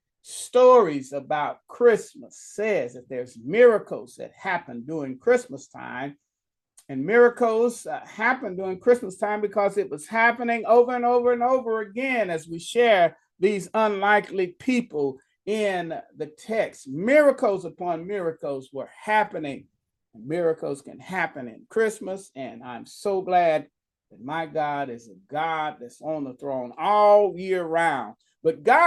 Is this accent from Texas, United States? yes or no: yes; Dallas, Texas, United States; moved away; I'd have to go back to Dallas, Texas